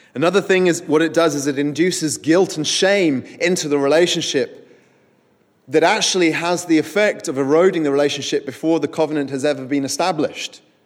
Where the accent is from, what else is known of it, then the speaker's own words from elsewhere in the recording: Winchester, South East England, United Kingdom; I grew up in Winchester where There is a great ancient cathedral